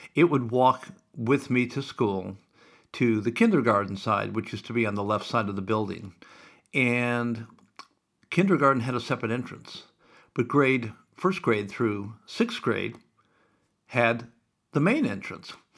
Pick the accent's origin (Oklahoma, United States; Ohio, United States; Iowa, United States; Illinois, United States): Iowa, United States; Sioux City; I grew up in Sioux City and Valley Drive